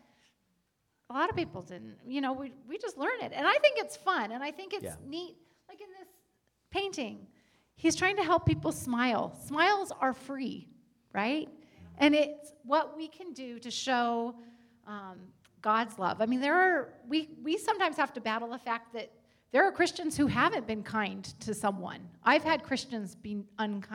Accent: United States; As Americans

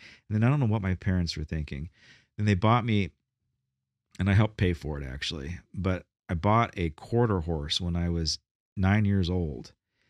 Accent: Bakersfield, California, United States; born there; I can say this because I was born in Bakersfield.

